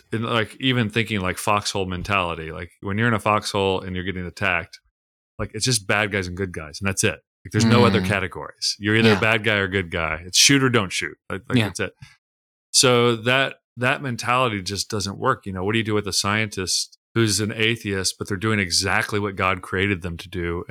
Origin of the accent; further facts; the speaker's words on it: Tulsa, Oklahoma, United States; I grew up in Tulsa, Oklahoma, which is like the televangelist